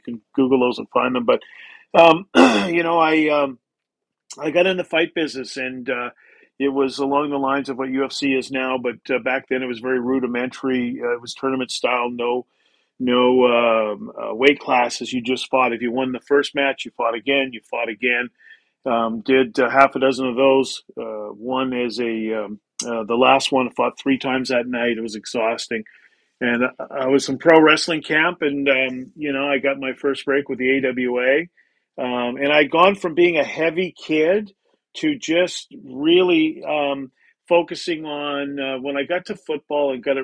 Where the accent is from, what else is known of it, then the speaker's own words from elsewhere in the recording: Canada; being a Canadian, played hockey all the time